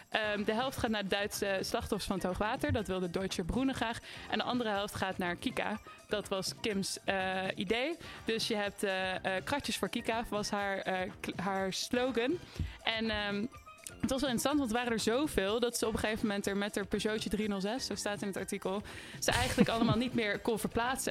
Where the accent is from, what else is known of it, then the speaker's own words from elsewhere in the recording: Nijmegen, Gelderland, Netherlands; Ik kom uit Nijmegen